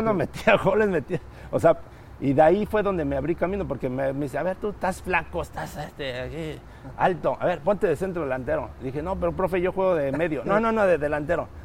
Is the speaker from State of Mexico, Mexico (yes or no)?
yes; Texcoco, State of Mexico, Mexico; yo soy del Estado de México, de, Texcoco, cerca de, la capital